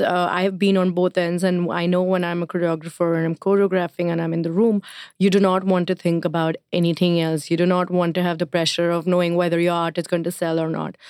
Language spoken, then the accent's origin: English; India; now in New York, United States; I'm Indian